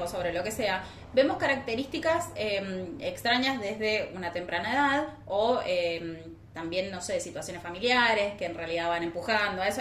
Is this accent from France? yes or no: no; San Martín, Mendoza, Argentina; yo soy de San Martín.